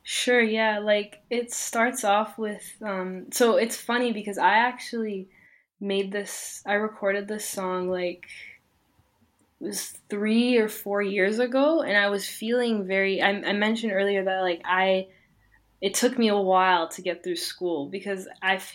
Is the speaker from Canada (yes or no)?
yes; Canada; born there; I was born in in Canada, but I, my family is from Iran, so they came here as refugees